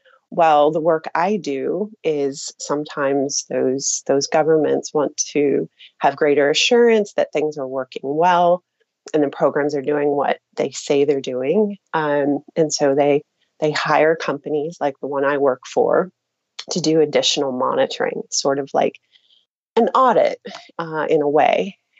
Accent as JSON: {"language": "English", "region": "Pennsylvania", "country": "United States", "also_born_or_lived": "United Kingdom / Lebanon / Turkey", "moved": "yes", "said": "Actually, when I'm from Pennsylvania, and when I go back home now, because I've spent 10 years living in the UK and Lebanon and Turkey, people back home will ask me, where are you from? You have an accent."}